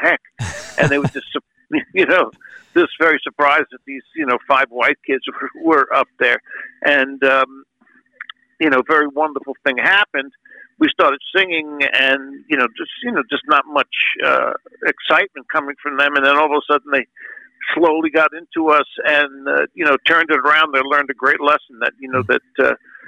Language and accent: English; New York City, New York, United States; moved away as an adult; also born or lived in California; I grew up in the Bronx. Bronx, New York, not far from the Yankee Stadium